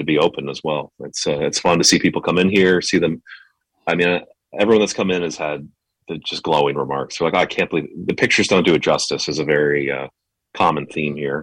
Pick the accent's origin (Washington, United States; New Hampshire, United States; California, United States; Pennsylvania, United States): New Hampshire, United States; moved away; I grew up in New England, in New Hampshire, about 30 minutes from where you were last week